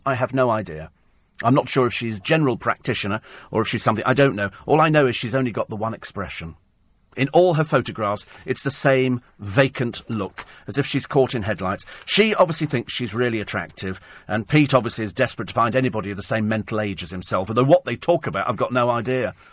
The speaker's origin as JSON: {"language": "English", "country": "United Kingdom"}